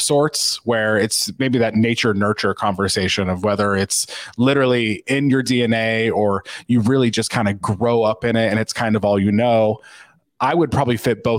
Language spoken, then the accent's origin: English; Kokomo, Indiana, United States; I grew up exactly where I am right now, in Kokomo, Indiana